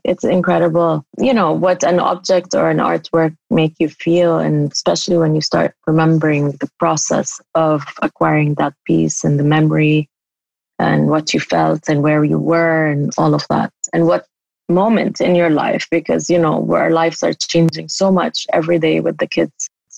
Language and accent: English; Amman, Amman Governorate, Jordan; also born or lived in Syria; So I was born in Syria. And then once they declared democracy, we moved back to Amman, Jordan, and my dad opened this think tank.